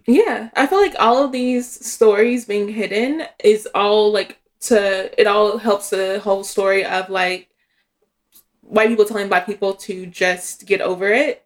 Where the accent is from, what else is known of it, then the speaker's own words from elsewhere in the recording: Tennessee, United States; my small town in Tennessee